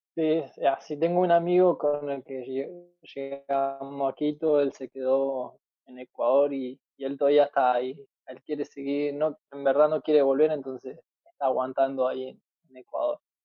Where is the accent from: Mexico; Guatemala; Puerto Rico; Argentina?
Argentina